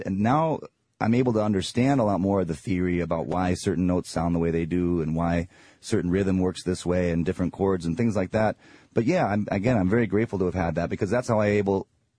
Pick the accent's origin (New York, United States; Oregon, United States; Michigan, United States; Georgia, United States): Michigan, United States; Ann Arbor; moved away; I grew up in Ann Arbor, Michigan